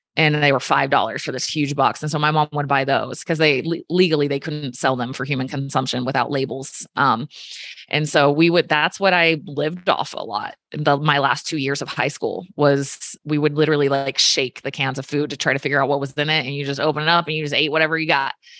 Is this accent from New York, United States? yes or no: no; just south of Richmond, Virginia, United States; I grew up in Virginia. Um, somebody's gonna ask, just south of Richmond